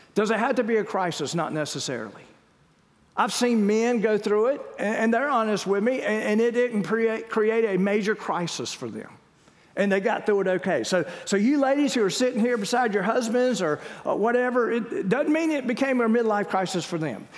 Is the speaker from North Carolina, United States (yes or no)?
yes; Wilmington, North Carolina, United States; we grew up in Wilmington